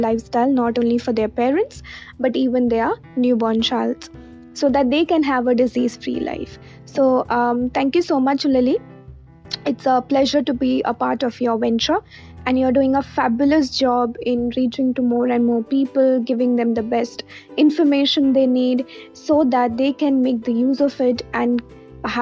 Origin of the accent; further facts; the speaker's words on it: India; I'm a nutritionist from India